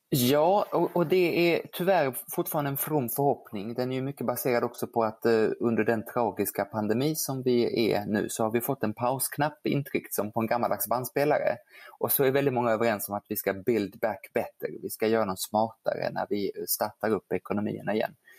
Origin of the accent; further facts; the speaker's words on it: Geneva, Switzerland; now in Sweden; jag ju kan franska eftersom jag är född i Genève